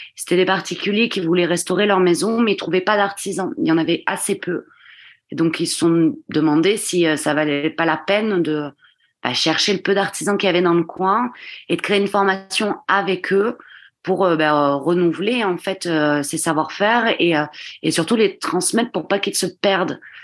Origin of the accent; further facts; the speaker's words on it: Gironde, Nouvelle-Aquitaine, France; je suis originaire de Gironde euh, où, je vis et, euh, et, je travaille encore et toujours plutôt en, en tant que donc que maçonne pierre. Et j'ai grandi du coup en Gironde